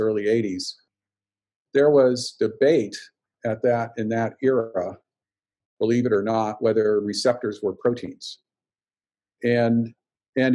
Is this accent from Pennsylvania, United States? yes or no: no; Montana, United States; I grew up in Montana.